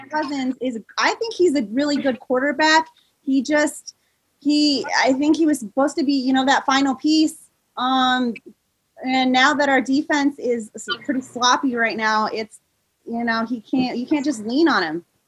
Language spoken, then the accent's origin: English; Iowa, United States; now in Oregon, United States; I live in Oregon now, but I grew up in Iowa